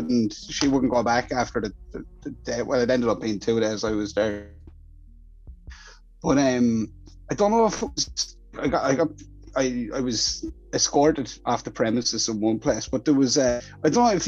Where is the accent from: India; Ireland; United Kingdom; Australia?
Ireland; I'm Irish